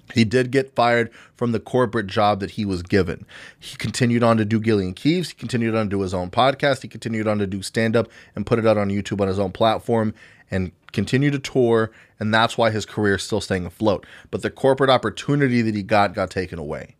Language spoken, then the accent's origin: English; United States; American citizens